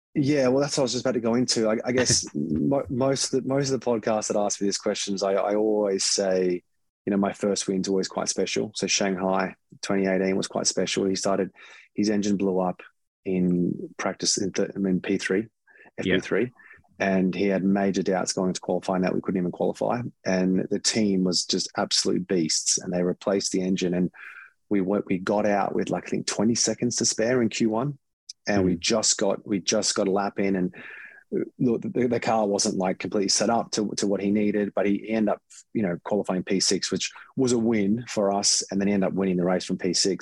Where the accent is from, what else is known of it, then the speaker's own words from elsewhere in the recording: Australia; being Australian